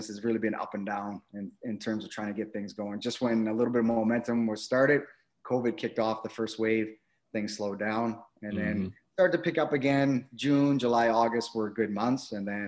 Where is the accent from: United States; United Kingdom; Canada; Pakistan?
Canada; Halifax, Nova Scotia; moved away as an adult; also born or lived in Winnipeg, Manitoba / Shilo, Manitoba; now in Ottawa, Canada; Grew up in the East Coast, so born and raised in Halifax